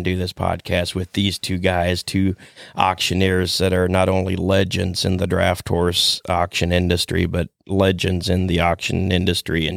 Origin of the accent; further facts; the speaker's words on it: Millersburg, Ohio, United States; now in Shipshewana, Indiana, United States; I grew up in Holmes County, Ohio, over by Millersburg